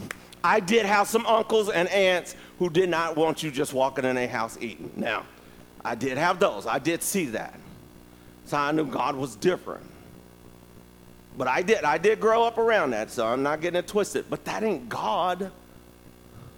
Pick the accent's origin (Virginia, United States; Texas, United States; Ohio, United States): Virginia, United States; I'm from Virginia